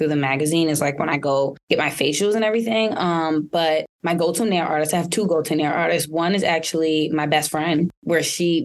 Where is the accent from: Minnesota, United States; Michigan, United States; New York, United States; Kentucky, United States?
New York, United States; New York City; I'm originally from New York, born in Queens